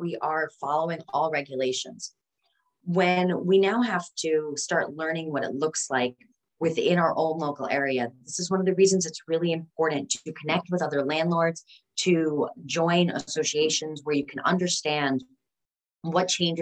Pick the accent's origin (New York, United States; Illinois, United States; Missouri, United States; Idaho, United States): New York, United States; Westchester; the house that I grew up in Westchester, New York